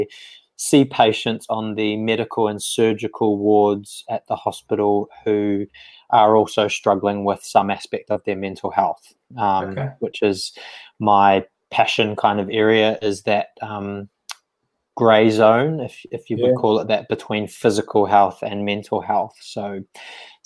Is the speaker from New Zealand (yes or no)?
yes; New Zealand; moved away; grew up in sort of a rural town in New Zealand, and did all my sort of school and things there.